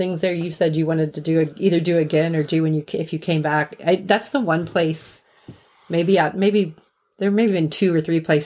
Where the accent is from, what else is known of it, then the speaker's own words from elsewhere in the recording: Midwest, United States; we're from the Midwest.